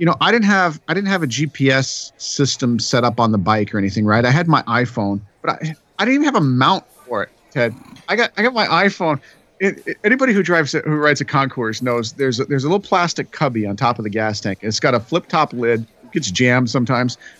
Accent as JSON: {"language": "English", "region": "Colorado", "country": "United States", "moved": "yes", "lives_now": "Minnesota, United States", "said": "I'm not originally Minnesotan. I'm from Colorado."}